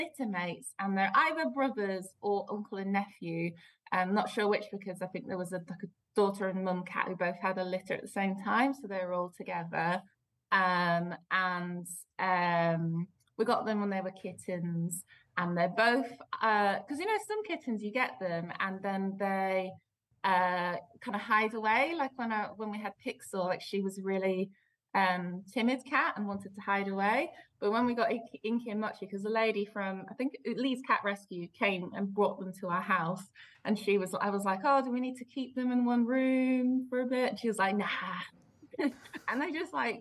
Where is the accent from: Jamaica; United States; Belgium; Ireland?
Belgium; moved away; I grew up in Belgium